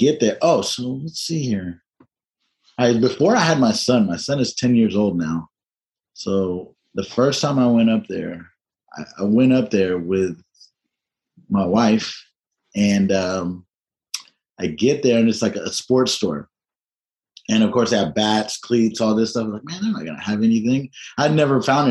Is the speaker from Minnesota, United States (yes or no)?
no; Tennessee, United States; I'm from Tennessee